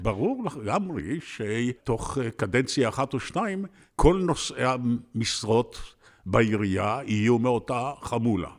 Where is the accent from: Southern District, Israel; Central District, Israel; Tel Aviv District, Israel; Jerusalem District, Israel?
Tel Aviv District, Israel; Tel Aviv; העיר הייתה שונה לחלוטין בילדותי. זאת הייתה עיר פתוחה מאוד, מספר תושביה לא עלה על 150 אלף, אני חושב, כשאני נולדתי ב-1940